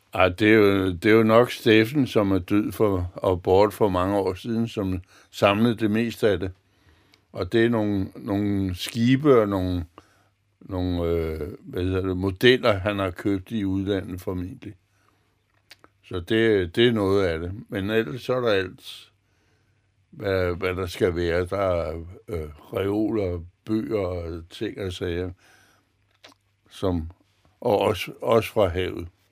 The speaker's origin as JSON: {"language": "Danish", "town": "Copenhagen", "region": "Capital Region of Denmark", "country": "Denmark", "tie": "born or raised there", "moved": "as an adult", "lives_now": "Humlebæk, Denmark", "said": "nu kommer jeg som sagt fra Østerbro"}